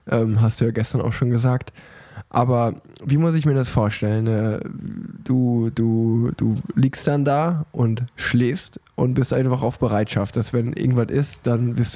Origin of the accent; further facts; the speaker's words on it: Hanover, Lower Saxony, Germany; Ich komme aus Hannover.